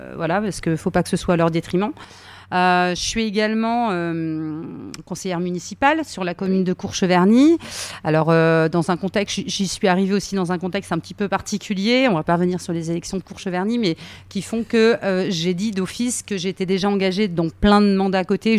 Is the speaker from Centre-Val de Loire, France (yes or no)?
yes; Berry, Centre-Val de Loire, France; je suis du Berry, mais dans le Berry, tous les gens ne sont pas euh, de la terre